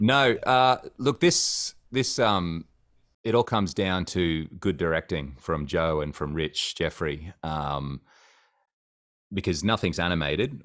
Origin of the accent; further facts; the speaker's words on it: Cairns, Queensland, Australia; I grew up in Cairns, um, North Queensland, which is a smaller city.